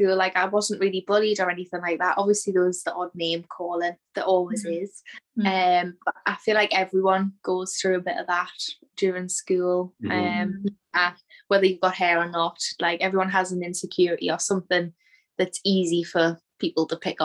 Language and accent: English; Newcastle upon Tyne, North East England, United Kingdom; I'm from Newcastle in England